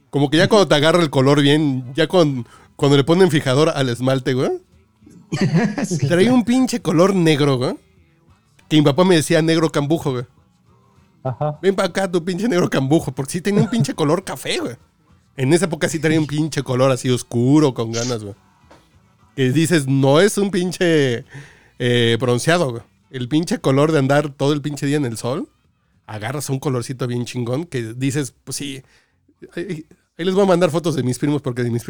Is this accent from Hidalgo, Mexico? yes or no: no; La Piedad, Michoacán, Mexico; No, sí, soy de Michoacán, güey. Soy de la piedad.